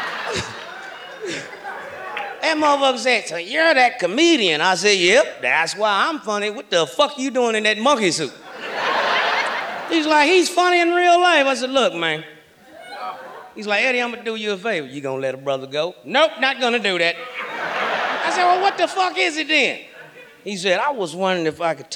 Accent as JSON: {"language": "English", "town": "Kansas City", "region": "Missouri", "country": "United States", "also_born_or_lived": "Los Angeles", "moved": "yes", "said": "I'm from Kansas City, Missouri"}